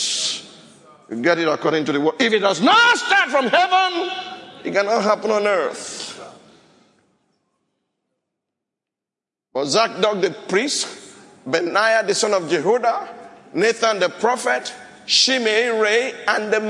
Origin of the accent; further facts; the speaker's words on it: Nigeria; Shodeke, where I came from.